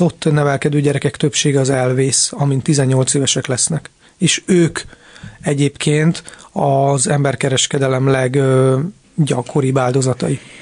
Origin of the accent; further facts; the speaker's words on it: Budapest, Hungary; Budapest külvárosban nőttem föl